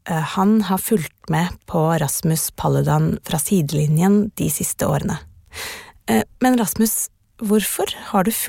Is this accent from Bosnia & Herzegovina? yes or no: no; Afghanistan; now in Norway; Eh siden krigen i mitt hjemland Afghanistan.